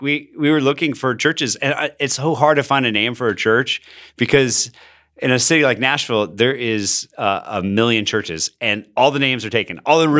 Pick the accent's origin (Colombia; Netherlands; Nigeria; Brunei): Colombia; Bogotá, Bogotá Capital District; So I grew up in Bogota, Colombia. My parents were missionaries. They're church planters. And I grew up during the most difficult season to live in Colombia.